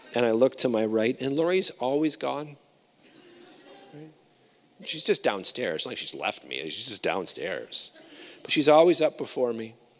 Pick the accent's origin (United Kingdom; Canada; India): Canada; I'm a Canadian